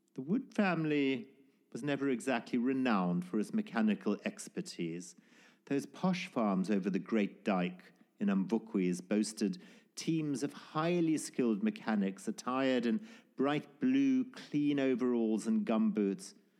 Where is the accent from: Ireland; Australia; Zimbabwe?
Zimbabwe; born or raised there